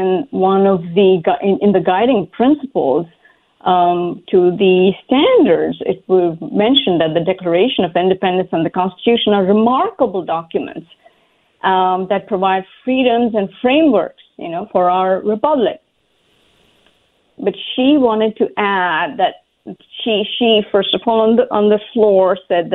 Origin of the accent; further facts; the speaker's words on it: India; now in Fairfax, United States; growing up in India, my family of very modest means placed the greatest emphasis on education